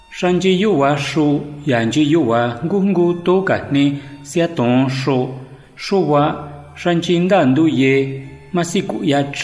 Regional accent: San Felipe Otlaltepec, Puebla, Mexico; Soy originario de San Felipe Tlaltepec, Tepeji de Rodríguez Puebla. Además del español, hablo ngiwa y náhuatl.

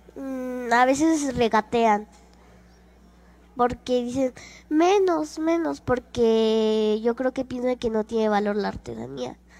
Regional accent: Tlaquilpa, Veracruz, Mexico; now in Mexico City, Mexico; vivo acá en la Ciudad de México, pero nací en Tlaquilpa, Veracruz.

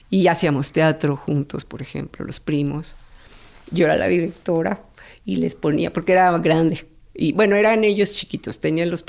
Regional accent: Mexico City, Mexico; En San Pedro de los Pinos.

